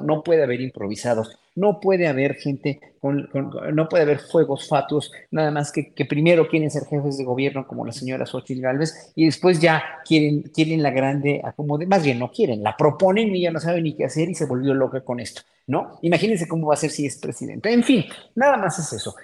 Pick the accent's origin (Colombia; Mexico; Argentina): Mexico; como pueblo mexicano que somos